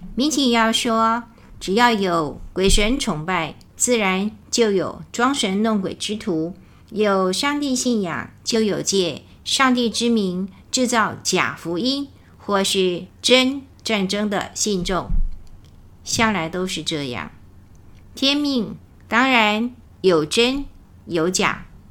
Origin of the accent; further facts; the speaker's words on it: Taiwan; 我们台湾人讲到共产党可能很不屑